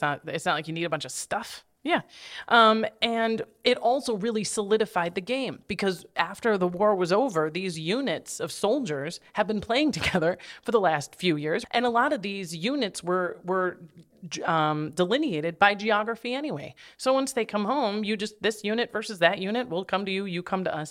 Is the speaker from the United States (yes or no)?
yes; Minnesota, United States; I'm from the Midwest